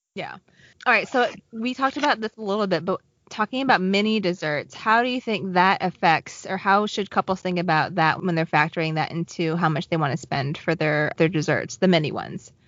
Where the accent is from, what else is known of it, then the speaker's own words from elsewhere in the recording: Southwest Virginia, United States; moved away; I grew up in Southwest Virginia